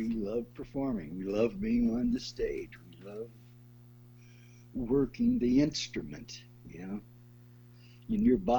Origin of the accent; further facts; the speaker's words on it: St. Louis, Missouri, United States; moved away as an adult; also born or lived in New York / Hollywood / Europe; now in Eugene, United States; No, Arzinia and I grew up in St. Louis.